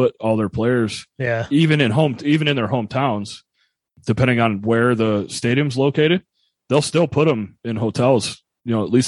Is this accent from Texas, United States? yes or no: no; Angola, New York, United States; leaving Angola, New York, my small little hometown